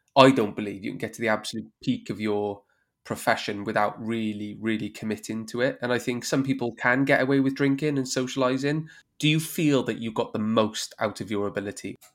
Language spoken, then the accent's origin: English; Wales, United Kingdom; as a Welshman